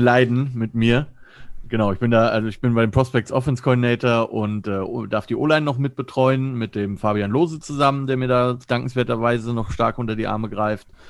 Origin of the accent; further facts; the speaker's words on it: near Frankfurt am Main, Hesse, Germany; moved away as an adult; also born or lived in Stuttgart; now in Cologne, Germany; Ich komme ursprünglich aus der Nähe äh, von Frankfurt am Main, also in Hesse